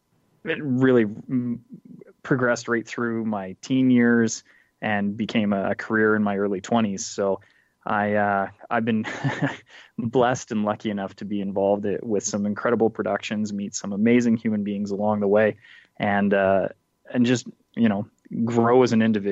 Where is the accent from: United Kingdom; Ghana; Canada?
Canada; I'm from Canada